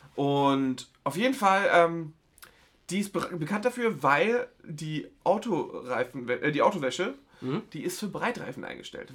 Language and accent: German; Geesthacht, Schleswig-Holstein, Germany; meine, meine Heimat